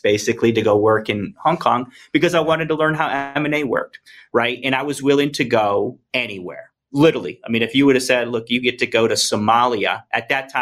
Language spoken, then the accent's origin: English; Apex, North Carolina, United States; moved away; I grew up in Apex. 2728 Southwinds Road is where I grew up in Apex, North Carolina, since I was 10 years old